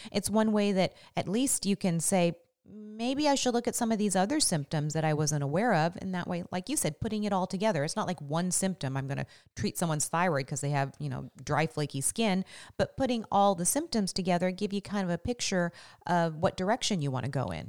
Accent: Washington, United States; also born or lived in Las Vegas; growing up in Washington with our temperate, temperate, um, weather

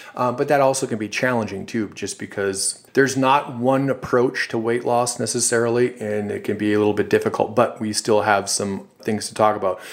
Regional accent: Duluth, Minnesota, United States; a company actually in my hometown in Duluth, Minnesota

